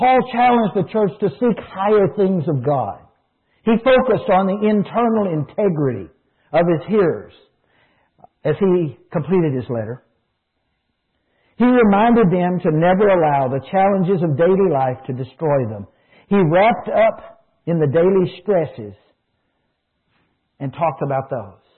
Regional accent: United States; I as an American

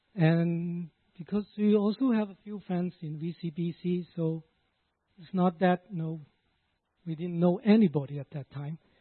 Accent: Hong Kong; now in Canada; I was born in Hong Kong

